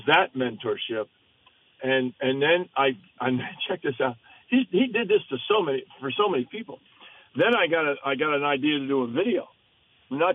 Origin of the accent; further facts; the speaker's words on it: Stowe, Vermont, United States; I grew up in Stowe, Vermont